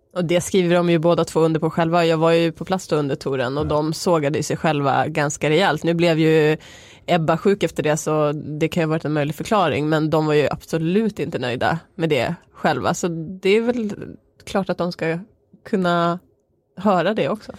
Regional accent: Norrland, Sweden; Jag är från Norrland, där äter man mycket surströmming

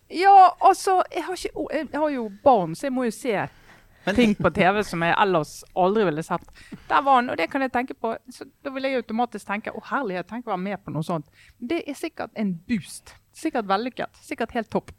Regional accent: Western Norway, Norway; oss eh, vestlendinger

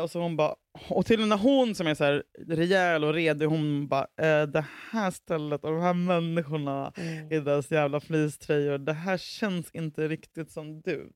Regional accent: Huddinge, Stockholm County, Sweden; jag var från Huddinge

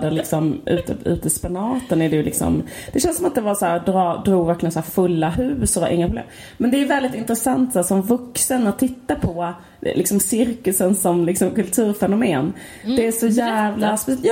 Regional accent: Stockholm, Stockholm County, Sweden; det var det man gjorde som barn i Stockholm.

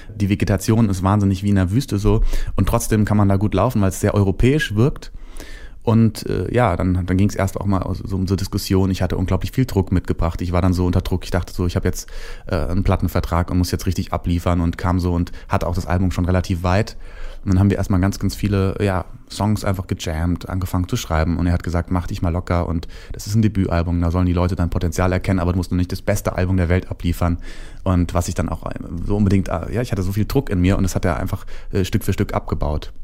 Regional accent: Hesse, Germany; der kleine Junge aus Hessen, wo ich herkomme

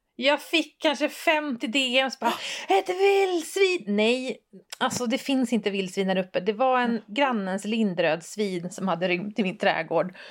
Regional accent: Västerbotten County, Sweden; jag är från Västerbotten

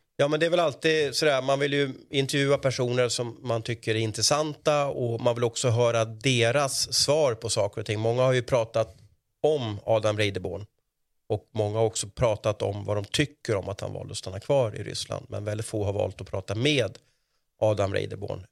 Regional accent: Sweden

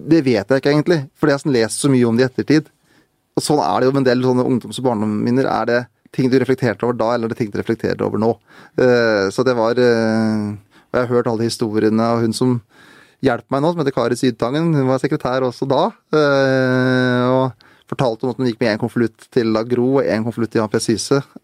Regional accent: Ilseng, Innlandet, Norway; Der jeg vokste opp, da på Ildseng, der jeg var mest kjent for et sånn promillefengsel

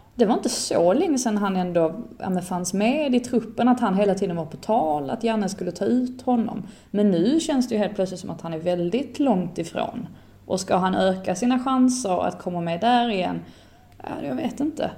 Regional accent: Sweden; som svensk

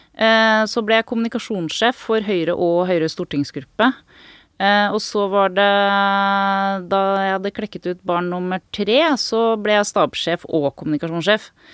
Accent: Norway; jeg kommer jo fra Norge

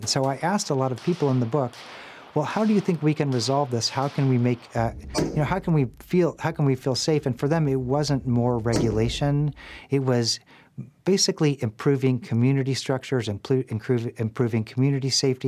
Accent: Nashville, Tennessee, United States; my hometown of Nashville

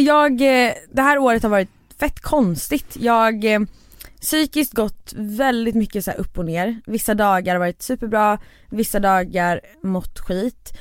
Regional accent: Borås, Västra Götaland, Sweden; jag är från Borås

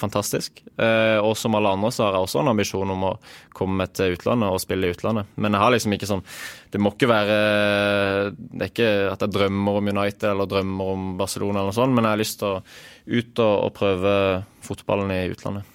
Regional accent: Agder, Norway; som sørlending

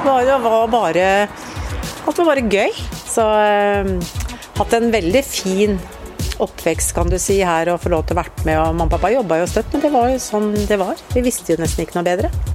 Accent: Ørje, Østfold, Norway; Vi flytta hit opp da jeg var ti år

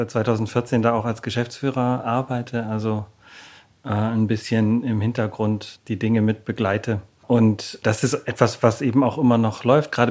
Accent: Baden-Württemberg, Germany; now in Berlin, Germany; also aufgewachsen bin ich im Schwabenland, also ziemlich weit im Süden, in einer Kleinstadt eigentlich da, äh, auf der Schwäbischen Alb, beziehungsweise an der Donau. Ja, und da musste ich irgendwann dringend weg.

